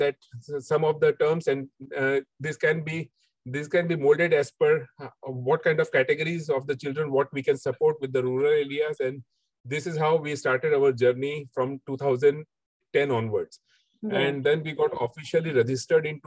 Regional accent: Mumbai, Maharashtra, India; also born or lived in Dubai; back at our home in Mumbai with my parents

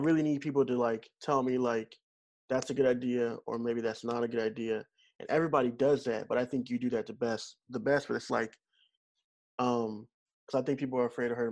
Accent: Missouri, United States; moved away; I'm originally from Missouri

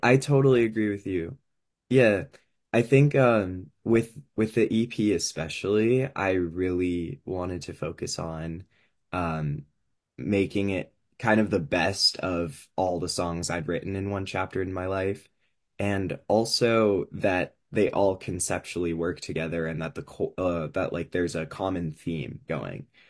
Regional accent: California, United States; I am from California.

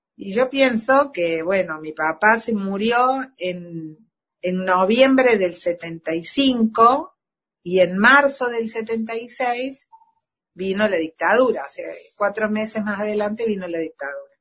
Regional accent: Argentina; como ciudadanos de la patria, de todos como argentinos

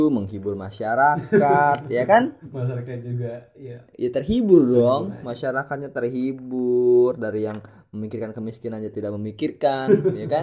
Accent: West Java, Indonesia; malu sebagai orang Sunda gue sangat malu.

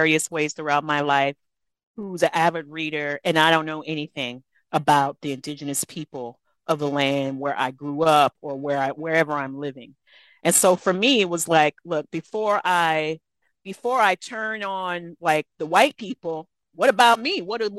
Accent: Texas, United States; I grew up in South Texas, and my ancestry is Black and Mexican.

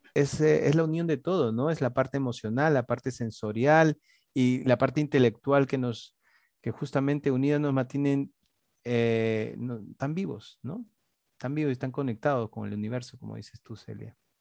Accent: Lima, Peru; los que somos capitalinos

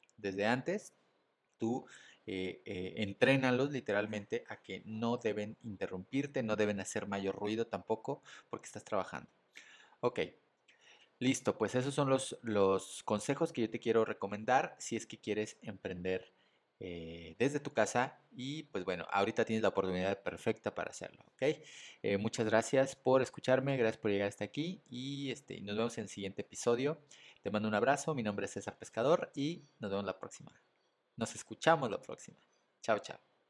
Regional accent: Mexico City, Mexico; soy mexicano, soy de la Ciudad de México

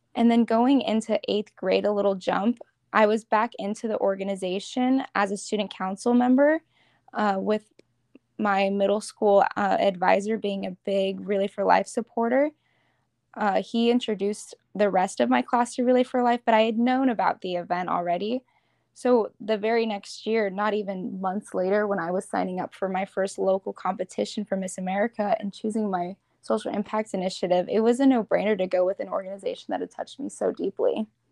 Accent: Arizona, United States; I'm from Arizona

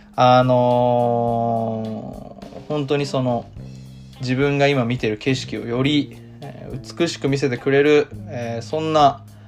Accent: Tokyo, Japan; moved away as an adult; now in Osaka, Japan; 東京に住んで東京で育って今大阪に住んでる

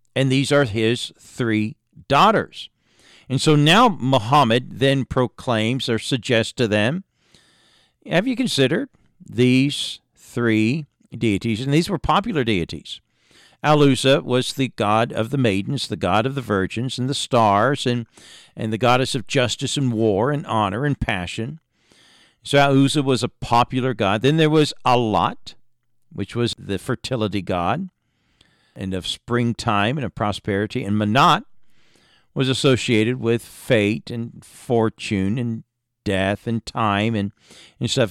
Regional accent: Indiana, United States; I was born in Indiana into a preacher's home

